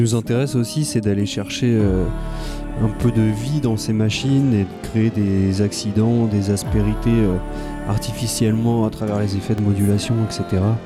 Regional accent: Lagny-sur-Marne, Île-de-France, France; je viens de Lagny en Seine-et-Marne.

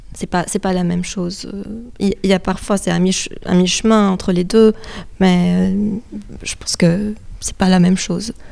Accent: Lebanon; moved away; je suis libanaise d'origine, donc je viens aussi d'un pays qui a vécu beaucoup de, de, guerres

